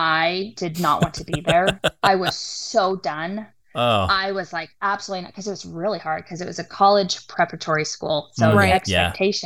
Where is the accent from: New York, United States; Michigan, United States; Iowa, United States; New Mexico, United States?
New Mexico, United States; Silver City; also born or lived in San Diego, California / Grants, New Mexico; I grew up in New Mexico where we weren't the majority for our religion